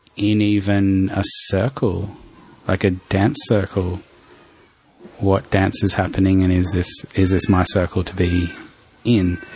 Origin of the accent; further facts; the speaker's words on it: Darwin, Northern Territory, Australia; moved away; I grew up in Darwin